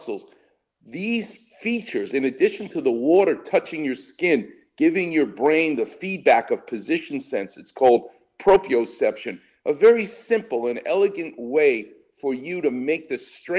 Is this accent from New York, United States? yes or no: yes; New York, United States; now in Los Angeles, United States; I'm a New Yorker